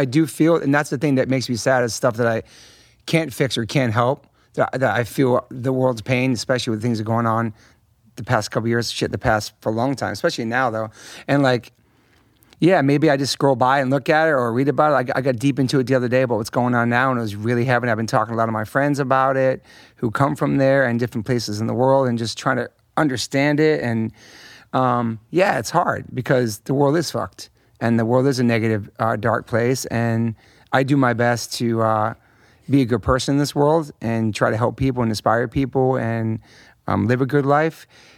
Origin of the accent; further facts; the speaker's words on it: Hollywood, California, United States; And I grew up around a lot of awesome musicians and people, and I'm very lucky, man, especially a kid growing up in Hollywood, too.